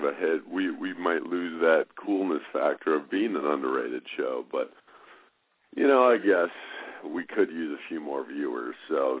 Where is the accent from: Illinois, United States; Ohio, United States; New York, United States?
Illinois, United States; Chicago; I'm from Chicago.